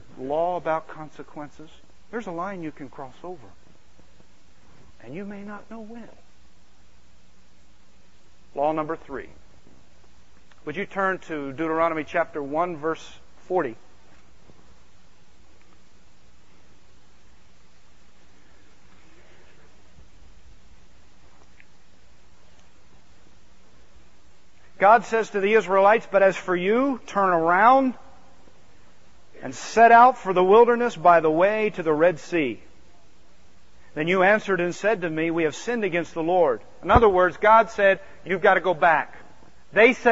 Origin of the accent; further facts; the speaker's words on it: outside of Philadelphia, Pennsylvania, United States; I grew up outside of Philadelphia